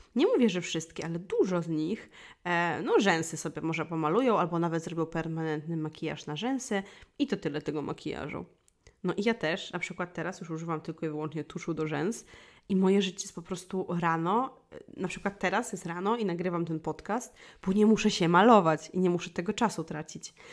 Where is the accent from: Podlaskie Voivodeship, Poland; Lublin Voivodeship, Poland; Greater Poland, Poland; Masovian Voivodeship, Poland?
Lublin Voivodeship, Poland; Wólka Gościeradowska; moved away; pochodzę z małej miejscowości i w małej miejscowości, która się nazywała Wólka Gościeradowska, czyli to jest mała miejscowość pod Kraśnikiem na Lubelszczyźnie